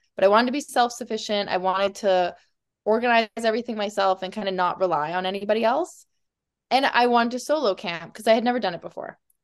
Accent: Calgary, Alberta, Canada; I grew up in Calgary

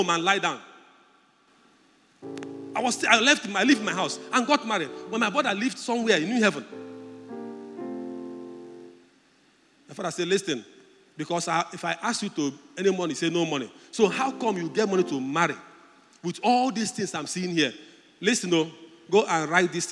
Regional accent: Udi, Mmokwe, Enugu State, Nigeria; I'm from Udi local government. He said, do you know where in Udi? I told him, I'm Mokwe

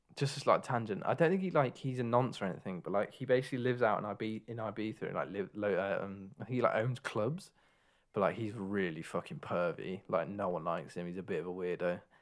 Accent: England, United Kingdom; we are actually from England. Um, so that's our home nation

